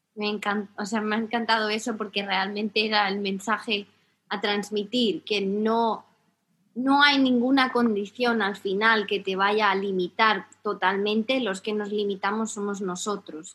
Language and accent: Spanish; Spain